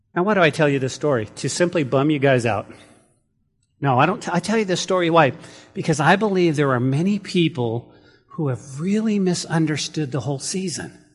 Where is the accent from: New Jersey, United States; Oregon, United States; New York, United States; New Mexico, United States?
New Mexico, United States; growing up in New Mexico, we did have four seasons